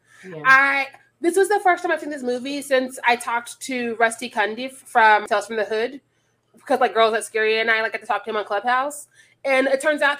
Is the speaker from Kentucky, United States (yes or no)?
no; Missouri, United States; I'm from Missouri